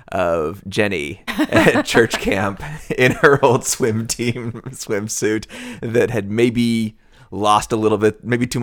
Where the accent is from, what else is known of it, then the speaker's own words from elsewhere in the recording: Nashville, Tennessee, United States; we're from Nashville.